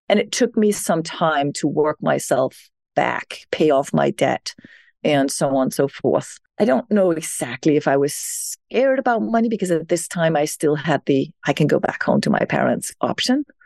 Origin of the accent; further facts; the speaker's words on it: Denmark; moved away as an adult; now in New York, United States; I was born in Denmark. So I grew up in a well-being society